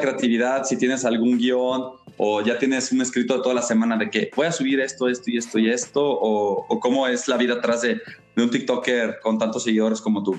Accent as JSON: {"language": "Spanish", "country": "Mexico", "said": "nos une a todos como mexicanos"}